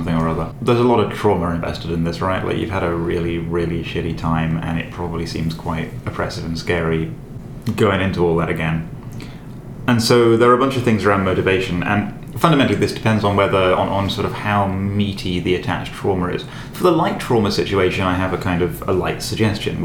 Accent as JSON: {"language": "English", "country": "United Kingdom", "said": "being British"}